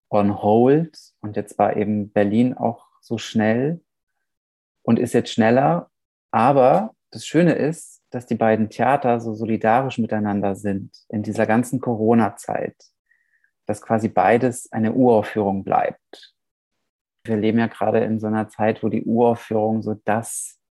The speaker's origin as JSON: {"language": "German", "town": "Vișeu de Sus", "region": "Maramureș County", "country": "Romania", "tie": "born there", "said": "saß dann in, meinem, in meiner Geburtsstadt Oberwischau, Vischau de Sus, Felsche Vischau. Das ist in der Maramures im Norden Rumäniens."}